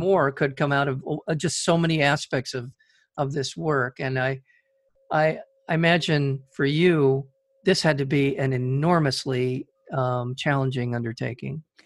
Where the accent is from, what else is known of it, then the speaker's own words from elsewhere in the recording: United States; an American citizen